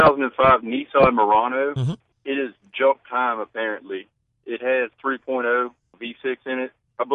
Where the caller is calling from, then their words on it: Denham Springs, Louisiana, United States; I'm in Denham Springs.